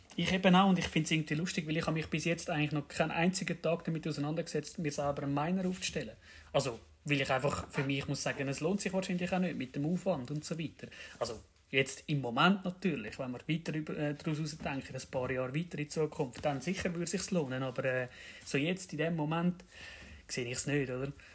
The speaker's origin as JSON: {"language": "German", "region": "Zurich", "country": "Switzerland", "said": "komme aus dem schönen Kanton Zürich"}